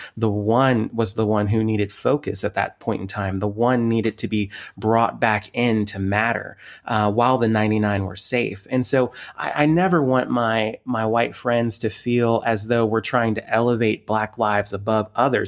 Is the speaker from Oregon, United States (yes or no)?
no; Montgomery County, Maryland, United States; moved away; also born or lived in Lancaster, Pennsylvania; I grew up on the East Coast, grew up in Washington, the Washington D.C. area, specifically the county just outside of Washington, uh, Montgomery County, Maryland